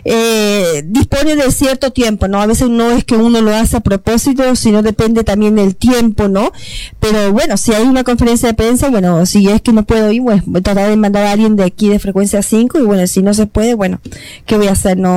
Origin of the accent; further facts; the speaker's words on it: Uruguay; now in Toronto, Canada; yo soy de Uruguay